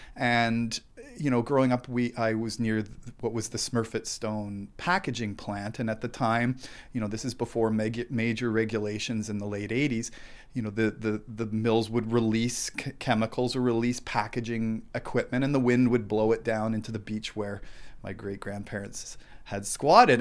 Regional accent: Thunder Bay, Ontario, Canada; I grew up in Fort William near the Cam River

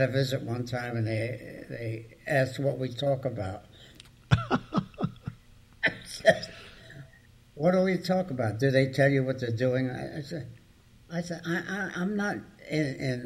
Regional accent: Newark, New Jersey, United States; I grew up in the heart of Newark

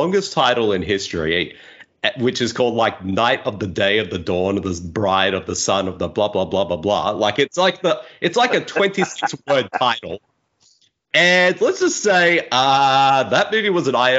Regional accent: Australia; accent: Australian; as an Australian

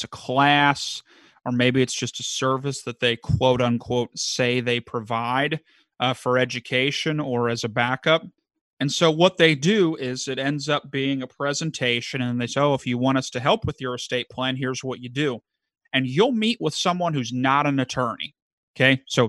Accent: Kentucky, United States; Now, I am originally from Kentucky, now northern Kentucky, so I just greater Cincinnati, but so, you know, I don't have the accent per se

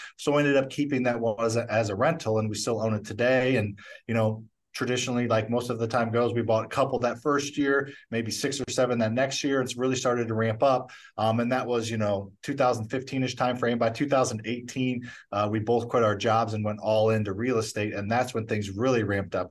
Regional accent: St. Louis, Missouri, United States; I grew up in Missouri

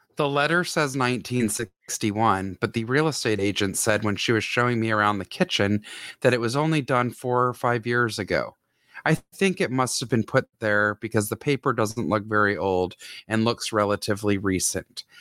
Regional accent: Atlanta, Georgia, United States; this whole mm-hmm. area is in my hometown

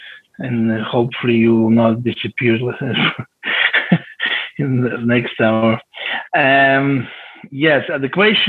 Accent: Israel; English is a second language; from Israel

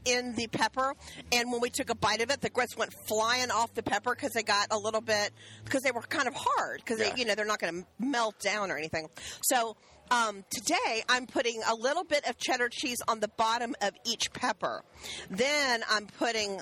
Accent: the South, United States; as a child growing up in the South

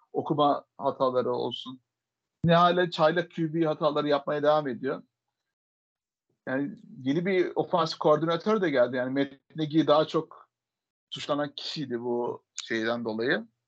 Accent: Adana, Turkey; Boston Massachusetts doğumlu değilim Adana doğumluyum ben

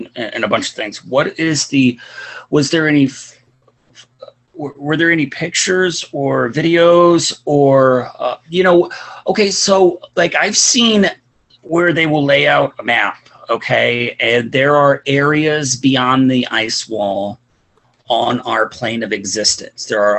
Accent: Illinois, United States; moved away; where I grew up in Illinois

